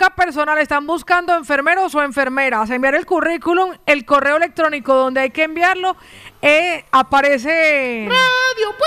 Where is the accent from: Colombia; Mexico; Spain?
Colombia; Soy una chica colombiana.